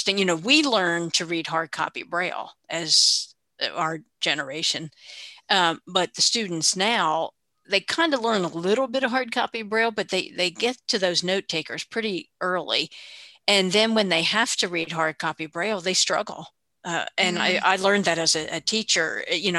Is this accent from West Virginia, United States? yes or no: yes; West Virginia, United States; I'm from West Virginia